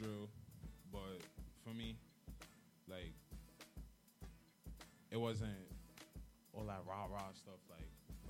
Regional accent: New York City, New York, United States; also born or lived in Brooklyn, New York; I'm really from Brooklyn, but I moved to the Bronx as soon as I was born in Brooklyn. I'm from Fort Greene in Brooklyn.

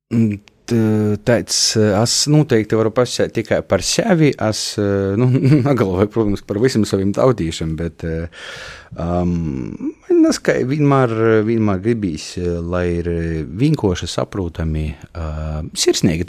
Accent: Kārsava, Latgale, Latvia; moved away; Korsova ir mana dzimto pilsēta.

